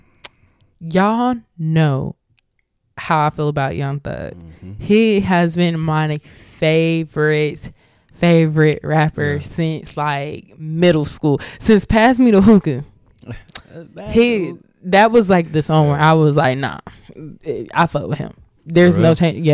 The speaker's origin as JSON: {"language": "English", "town": "Atlanta", "region": "Georgia", "country": "United States", "said": "I'm from Atlanta"}